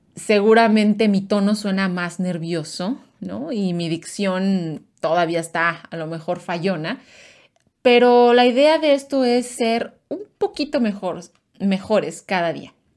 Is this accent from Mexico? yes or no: yes; Mexico; mis, mis amigos mexicanos, paisanos